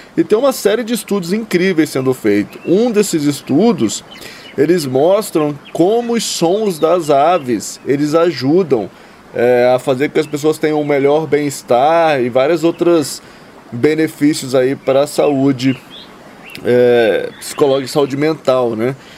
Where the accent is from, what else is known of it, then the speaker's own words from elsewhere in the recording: Resende, Rio de Janeiro, Brazil; moved away; eu fui criado ali na, em Resende, no sul do estado do Rio, bem próximo ao Parque Nacional Itatiaia